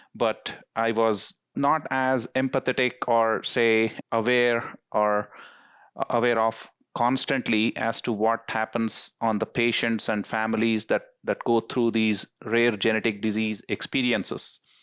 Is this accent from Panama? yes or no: no; India; moved away as an adult; now in United States; as someone who was born and raised in India until, uh, college